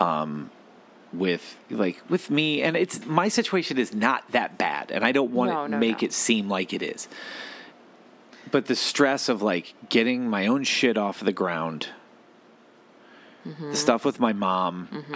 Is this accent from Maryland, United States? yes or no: no; Ohio, United States; because we're Midwesterners, we are only leading with worst case scenario because we're from Ohio.